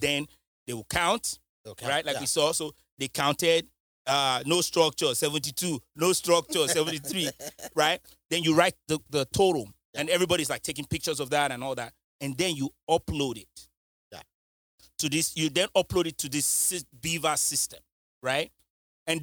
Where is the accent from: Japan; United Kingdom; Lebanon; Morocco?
United Kingdom; now in United States; I'm not American. I don't know. I'm British